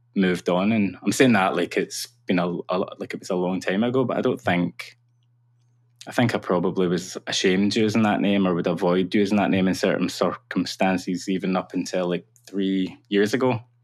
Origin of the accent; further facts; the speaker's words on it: Cumbernauld, Scotland, United Kingdom; am from a town called Cumbernauld, which is a satellite town of Glasgow.